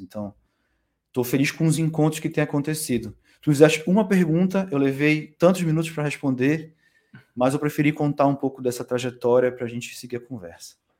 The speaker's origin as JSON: {"language": "Portuguese", "town": "Belém", "region": "Pará", "country": "Brazil", "also_born_or_lived": "São Paulo / Coimbra", "moved": "as an adult", "lives_now": "Portugal", "said": "Eu venho de Belém, né, do Pará, do Norte."}